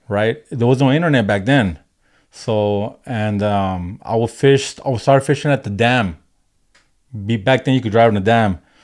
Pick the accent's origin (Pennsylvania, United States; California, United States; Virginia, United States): California, United States; Maywood; moved away; also born or lived in Highland Park, Los Angeles; I grew up in L A, uh, in the early eighties. Uh, I grew up in Maywood.